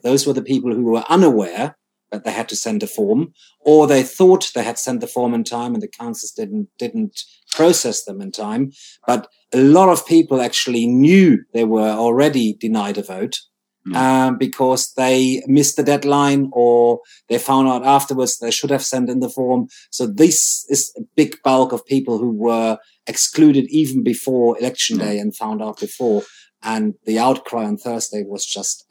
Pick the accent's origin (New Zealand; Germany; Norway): Germany; now in United Kingdom; I'm British and German now, so I'm dual national.